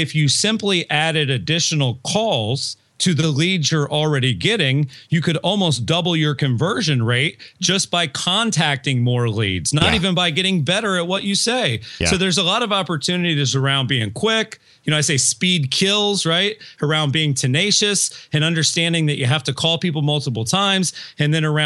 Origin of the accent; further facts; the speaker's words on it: United States; I'm from Polk County